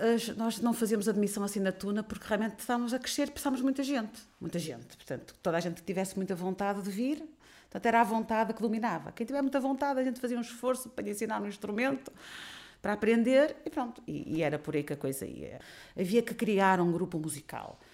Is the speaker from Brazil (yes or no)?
no; Portugal